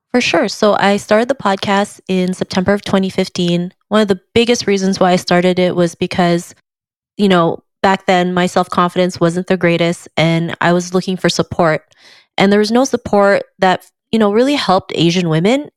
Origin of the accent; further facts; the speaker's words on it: Canada; growing up in Canada, there was hardly any re, any representation for me